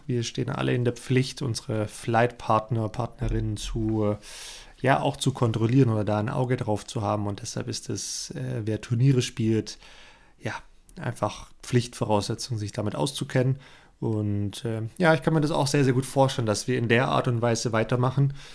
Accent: Swabia, Germany; als Schwabe

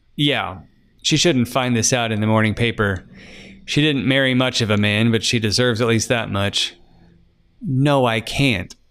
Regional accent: Emporia, Kansas, United States; my hometown of Emporia, Kansas

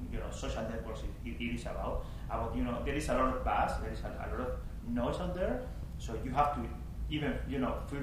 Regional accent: Spain; first language Spanish; English is a second language; moved away as an adult; also born or lived in Miami, United States / New York, United States; now in United States; I'm from Spain

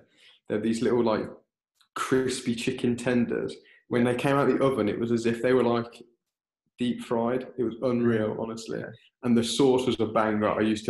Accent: United Kingdom; I'm a British boy.

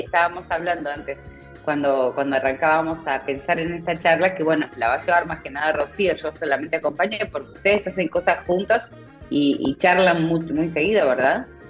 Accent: Argentina; somos argentinos

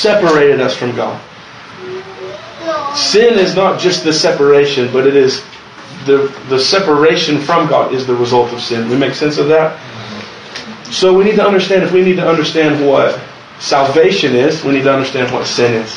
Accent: Luttrell, Tennessee, United States; I'm from Luttrell, Tennessee

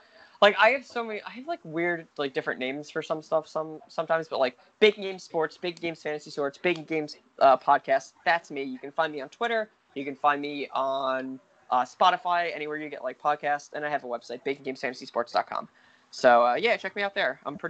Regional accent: Bergen County, New Jersey, United States; So I'm from Bergen County. If you were to search like Bergen County or whatever in there, Bergen County, New Jersey.

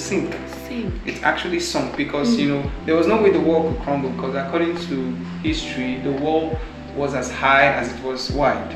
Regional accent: Lagos, Nigeria; also born or lived in Benin City; I come from Benin City. That's my tribe. Like, that's where. But I grew up in Lagos.

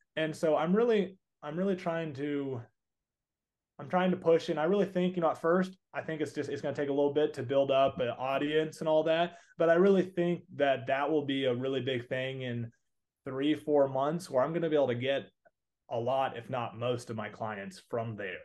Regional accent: Texas, United States; accent: Southern; I'm from Texas area. Unless I got a little bit of a Southern accent and say y'all a lot.

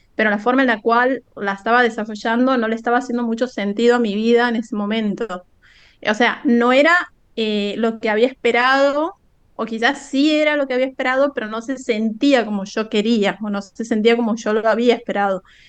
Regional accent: Santiago del Estero, Argentina; no soy de Buenos Aires, como que por ahí capaz que no se imaginaban que era de, tan, tan, tan al interior

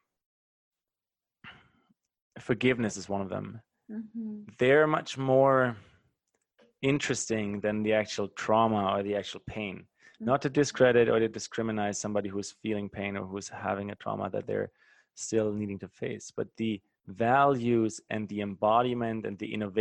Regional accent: Germany; moved away; my home country in Germany

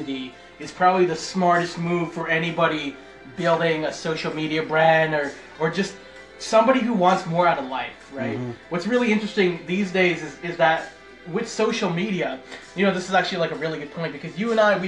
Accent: Markham, Ontario, Canada; born or raised there; also born or lived in North York, Toronto

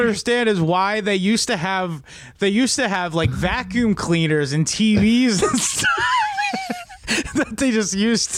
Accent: New Zealand; I'm New Zealand. I'm from New Zealand.

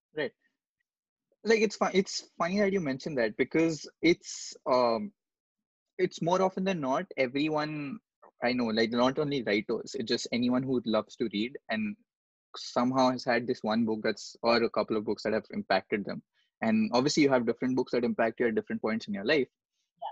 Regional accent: India; There are almost 135 crore people here.

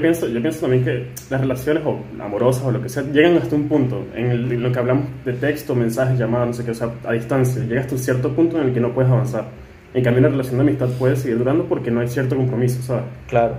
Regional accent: Venezuela; moved away; todos salimos de Venezuela

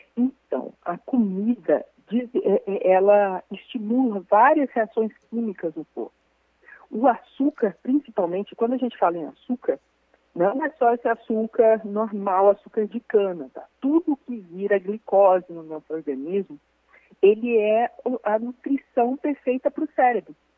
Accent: interior of Minas Gerais, Brazil; eu sou do interior de Minas

